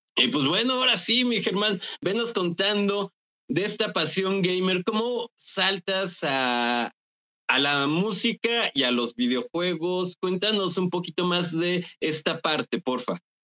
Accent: Mexico

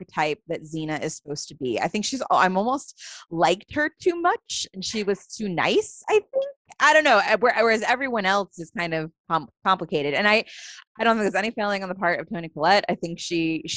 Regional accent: Buffalo, New York, United States; I am from Buffalo. Hey. I grew up there.

